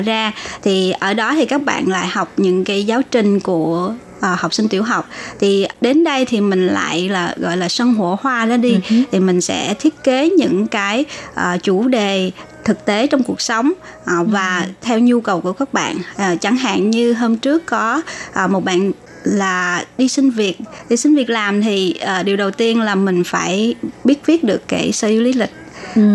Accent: Long Xuyen, An Giang, Vietnam; now in Taiwan; long xuyên quê hương của

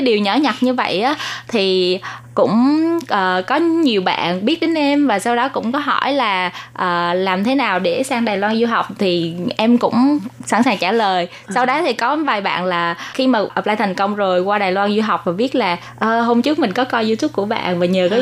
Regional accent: Vietnam; moved away as an adult; now in Taiwan

